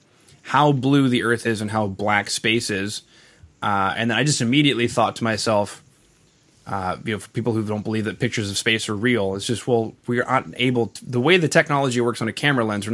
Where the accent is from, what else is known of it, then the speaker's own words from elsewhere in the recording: Canada; I am from Canada.